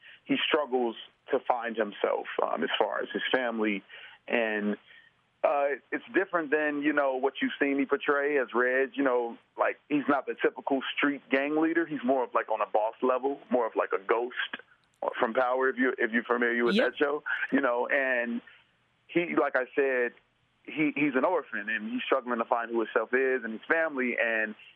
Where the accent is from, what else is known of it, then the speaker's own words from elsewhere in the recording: Chicago, Illinois, United States; also born or lived in Oak Park, Illinois; from up until seventh grade, I lived on the west side of Chicago. And then, we moved to the south side, went to high school in Hyde Park, Kenwood Academy